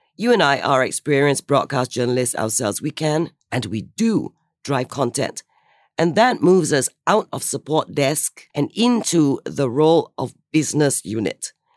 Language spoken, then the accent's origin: English; Singapore; I'm Singaporean